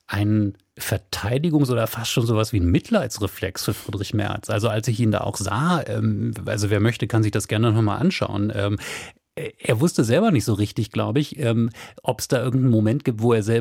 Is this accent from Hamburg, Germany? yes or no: yes; Hamburg, Germany; born there; also born or lived in Cologne; Ich sage es nochmal als gebürtige Hamburgerin, ähm, aber eben als eine Frau, die ein paar Jahre ihres Lebens äh, in Köln verbracht hat.